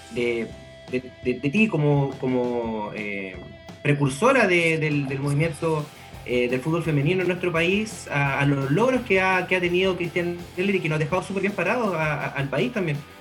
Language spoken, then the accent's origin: Spanish; Chile; nosotros, nosotras como chilenos